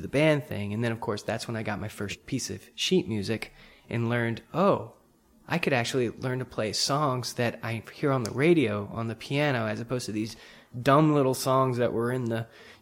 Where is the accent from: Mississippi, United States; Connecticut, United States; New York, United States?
Mississippi, United States; Pascagoula; I was a typical kid growing up in Pascagoula, Mississippi